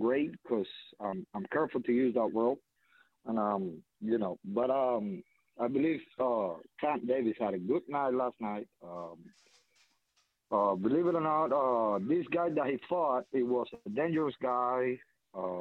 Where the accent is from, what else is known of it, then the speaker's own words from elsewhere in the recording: Cuba; I'm Cuban. I'm from Cuba.